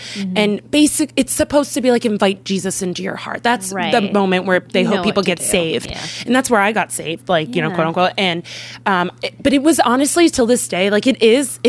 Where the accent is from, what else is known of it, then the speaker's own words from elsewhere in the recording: Philadelphia, Pennsylvania, United States; I'm from Philadelphia. So it's a really ugly city. Everyone's really ugly. And but I love it. It's my hometown